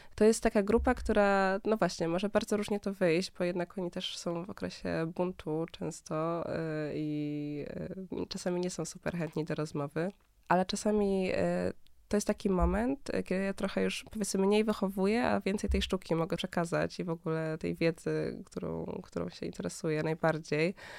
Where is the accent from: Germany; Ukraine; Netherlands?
Germany; Berlin; now in Warsaw, Poland; ja się wychowałam w Niemczech, e, w mhm. Berlinie